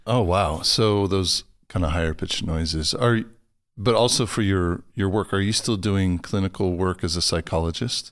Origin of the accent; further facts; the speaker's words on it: Los Angeles, California, United States; moved away; I'm from Los Angeles originally